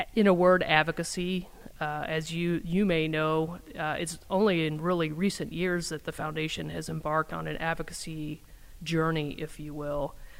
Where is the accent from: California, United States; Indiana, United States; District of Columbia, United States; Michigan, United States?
Indiana, United States; moved away as an adult; also born or lived in Wisconsin; now in Madison, United States; I grew up in Indiana